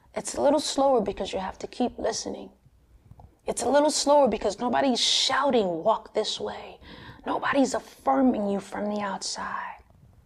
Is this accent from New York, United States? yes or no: yes; Long Island, New York, United States; I grew up in Long Island as a Girl Scout, playing the saxophone in the band